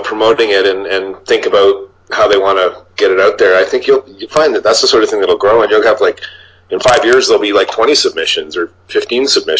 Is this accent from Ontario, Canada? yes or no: yes; Niagara Falls, Ontario, Canada; I mean, I grew up in Niagara Falls, mm-hmm. which is probably about the same size as Sault Ste. Marie